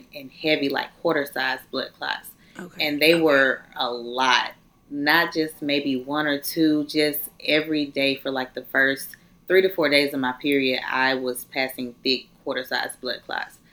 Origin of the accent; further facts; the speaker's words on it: Atlanta, Georgia, United States; moved away as an adult; now in Valdosta, United States; I'm in college, not where I'm from. I'm from Atlanta.